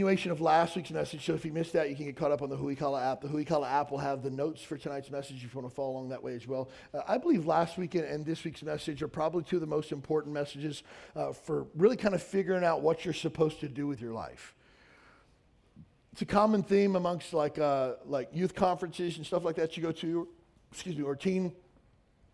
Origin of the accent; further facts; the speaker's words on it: Western Kentucky, United States; moved away as an adult; I knew I didn't want to live and die in my hometown of 4,000 people in Western Kentucky.